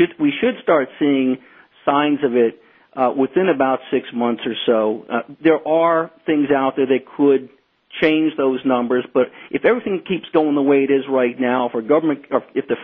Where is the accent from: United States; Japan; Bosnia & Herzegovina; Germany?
United States; as an American